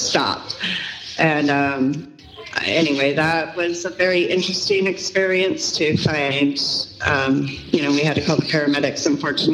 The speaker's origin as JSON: {"language": "English", "town": "Vancouver", "region": "British Columbia", "country": "Canada", "tie": "born or raised there", "moved": "yes", "lives_now": "Utah, United States", "said": "I grew up in Vancouver, British Columbia, but I'm from Utah"}